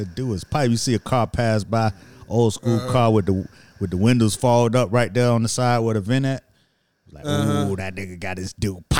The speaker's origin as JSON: {"language": "English", "town": "Miami", "region": "Florida", "country": "United States", "said": "But I'm from Miami, and I go for too cold than anything."}